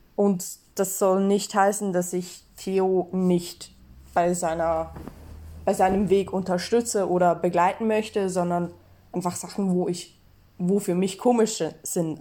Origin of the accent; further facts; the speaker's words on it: Switzerland; ich bin Schweizerin